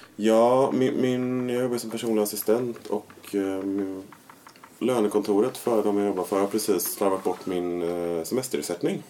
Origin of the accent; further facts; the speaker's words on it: Gothenburg, Västra Götaland, Sweden; Jag är ju från Kungs i Majorna. Och där finns ju villor där det bor många, eller i alla fall när jag växte upp